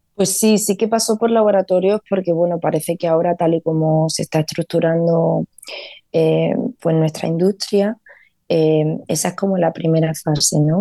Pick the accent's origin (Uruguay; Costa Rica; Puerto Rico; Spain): Spain; Vega de Granada, Andalusia; now in Los Angeles, United States; yo crecí en uno de esos pueblos de la Vega de Granada, soy de pueblo